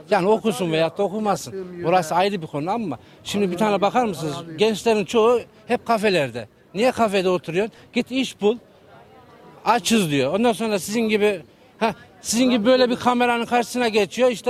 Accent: Turkey; Bizim ben de Türk'üm elhamdülillah

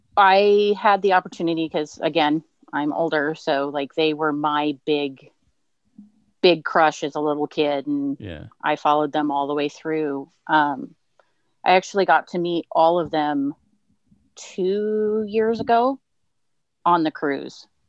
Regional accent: Southern California, United States; moved away; grew up in Southern California

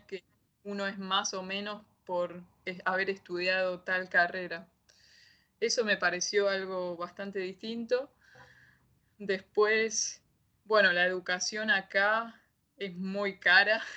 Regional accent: Buenos Aires, Argentina; moved away as an adult; now in Adelaide, Australia; yo soy de Buenos Aires en Argentina

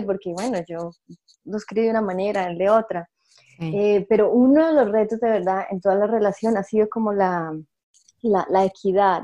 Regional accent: Boyacá, Colombia; also born or lived in England; now in Vancouver, Canada; yo soy de Boyacá, eh, un estado en Colombia

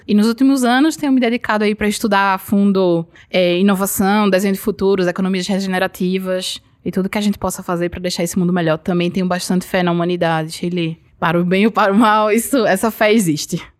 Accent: Garanhuns, Pernambuco, Brazil; Sou da Suíça pernambucana. Garanhuns

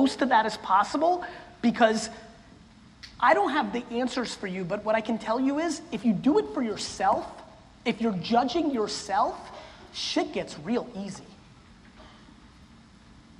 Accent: Russia; I was born in Russia, in the former Soviet Union

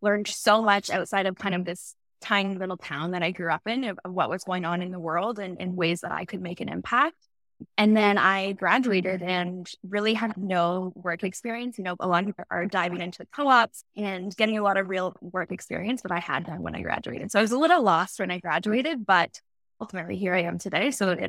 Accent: Aurora, Ontario, Canada; I grew up in Aurora, Ontario, small town. Now it's quite big, but at the time, really small town. I went to French immersion

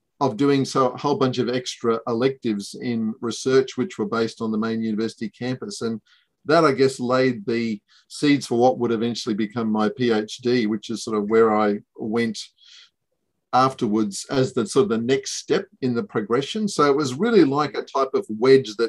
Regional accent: Ayr, Queensland, Australia; moved away as an adult; also born or lived in Brisbane; I grew up in Ayr in North Queensland and then came down to UQ to do dentistry

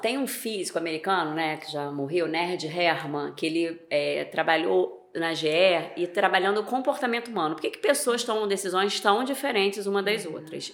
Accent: Niterói, Rio de Janeiro, Brazil; moved away as an adult; now in Campos dos Goytacazes, Brazil; eu sou de Niterói né nasci em Niterói vivi lá a minha vida toda e há sete anos atrás eu vim morar em Campos

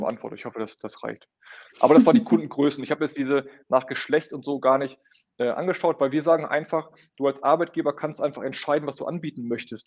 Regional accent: Münster, North Rhine-Westphalia, Germany; Auch wir Münsteraner

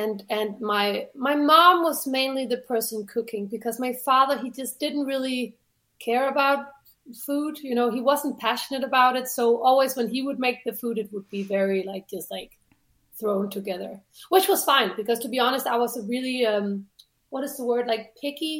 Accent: Denmark; Well, I grew up in a suburb to a town, like 2 hours away from Copenh

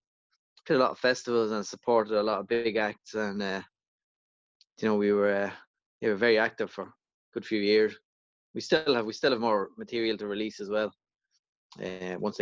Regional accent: County Louth, Leinster, Ireland; moved away; I'm from Loud Village in County Loud originally

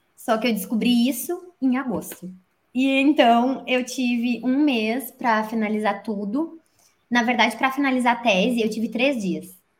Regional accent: Brazil; moved away as an adult; como a gente cresce com um pensamento errado, né, no Brasil

